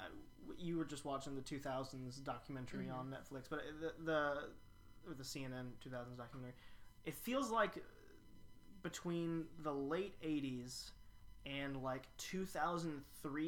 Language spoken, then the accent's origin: English; Louisville, Kentucky, United States; I'm from Louisville